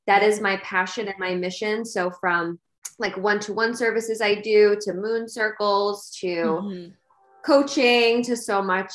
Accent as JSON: {"language": "English", "area": "Long Island", "region": "New York", "country": "United States", "tie": "born or raised there", "accent": "Long Island", "said": "if you can't tell already by my accent, I'm from Long Island, New York"}